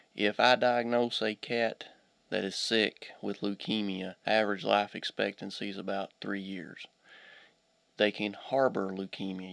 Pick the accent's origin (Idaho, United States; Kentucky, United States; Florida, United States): Kentucky, United States; Pike County, eastern; also born or lived in Auburn / Hazard; I'm originally from uh, eastern Kentucky. I was raised in Pike County